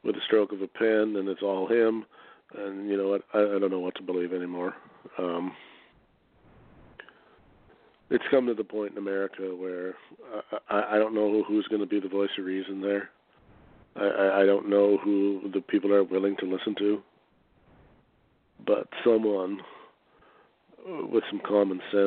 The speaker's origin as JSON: {"language": "English", "country": "Canada", "said": "I'm a Canadian"}